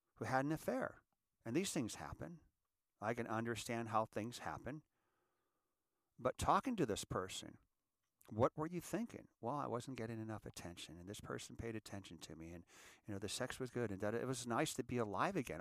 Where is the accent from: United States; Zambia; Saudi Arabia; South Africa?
United States; I'm an American, and I want to be a good American